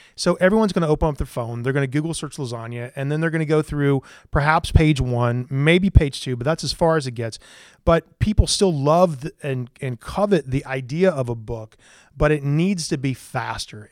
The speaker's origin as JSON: {"language": "English", "town": "Greenville", "region": "South Carolina", "country": "United States", "tie": "born or raised there", "also_born_or_lived": "Columbia, South Carolina / Charleston, South Carolina", "said": "I lived in Greenville, South Carolina until I was about nineteen years old"}